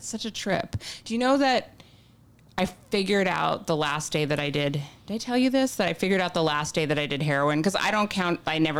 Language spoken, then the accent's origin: English; California, United States; when I was growing up in California